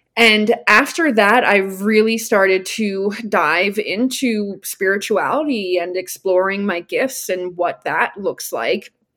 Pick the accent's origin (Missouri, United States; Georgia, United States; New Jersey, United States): New Jersey, United States; moved away; also born or lived in Austin, Texas / Denver, Colorado; I grew up in New Jersey